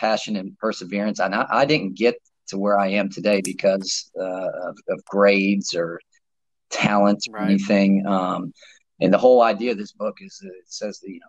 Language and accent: English; Morristown, Tennessee, United States; I'm from East Tennessee, Morristown, Tennessee, which is about 30 minutes outside of Knoxville